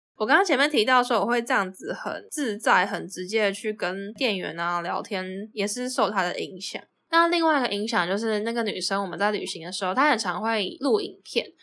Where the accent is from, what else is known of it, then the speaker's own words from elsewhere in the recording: Taiwan; 我们是来自台湾